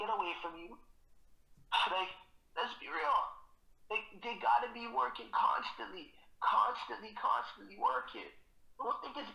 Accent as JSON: {"language": "English", "town": "Toronto", "region": "Ontario", "country": "Canada", "tie": "born or raised there", "said": "So I'm from Jada Finch originally. I lived there for over 20 years."}